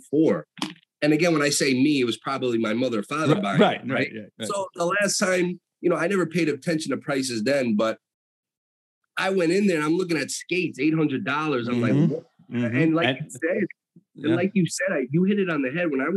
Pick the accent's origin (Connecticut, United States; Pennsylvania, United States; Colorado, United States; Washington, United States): Connecticut, United States; Danbury; also born or lived in upstate New York; And I was born in Danbury. I lived a little bit in New York the first few years of my life, like upstate. And then we moved to Danbury when I was like 3-4 years old. So I've been basically in the area, my entire life